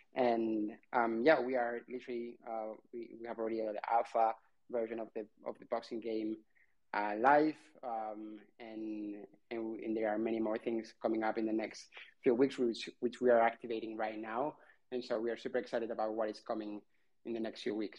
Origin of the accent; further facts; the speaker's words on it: Barcelona, Catalonia, Spain; I'm from Barcelona